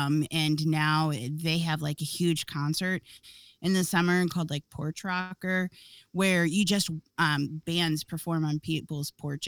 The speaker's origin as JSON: {"language": "English", "town": "Akron", "region": "Ohio", "country": "United States", "tie": "born or raised there"}